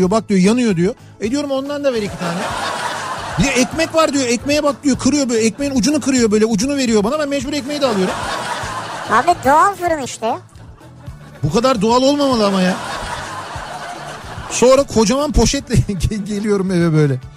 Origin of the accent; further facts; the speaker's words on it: Istanbul, Turkey; ben bir İstanbullu